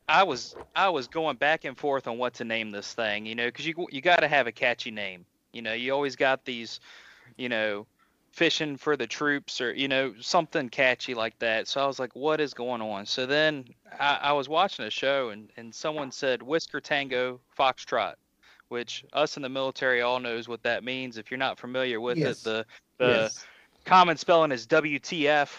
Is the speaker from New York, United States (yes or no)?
no; Virginia, United States; moved away as an adult; now in Pennsylvania, United States; I grew up in Virginia, born and raised. Now I live in Pennsylvania